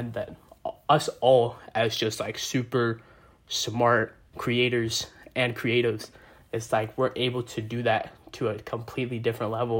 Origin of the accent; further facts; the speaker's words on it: New York City, New York, United States; I'm from Brooklyn too